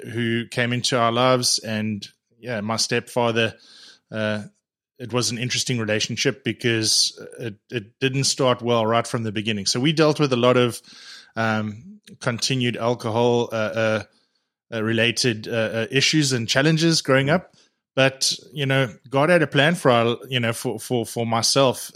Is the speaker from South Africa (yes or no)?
yes; Edenvale, Gauteng, South Africa; moved away as an adult; now in Canada; I was born, uh, in Johannesburg, uh, in, in, uh, small town in Edenvale